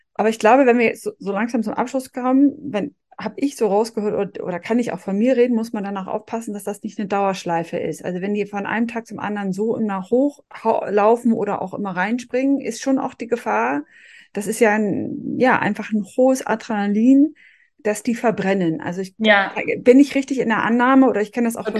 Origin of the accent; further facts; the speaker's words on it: Northern Germany, Germany; ich als Norddeutsche